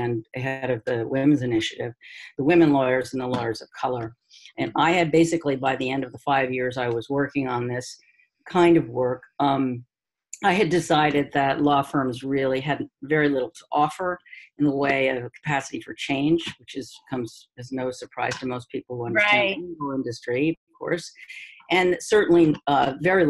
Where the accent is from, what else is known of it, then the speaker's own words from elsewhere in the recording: New York City, New York, United States; moved away as an adult; now in Cambridge, United States; I'm from New York City